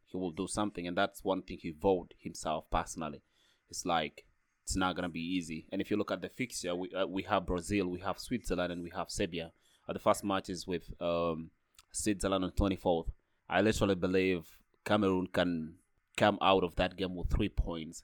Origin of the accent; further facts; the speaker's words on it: South Sudan; now in Freiburg, Germany; I'm from South Sudan.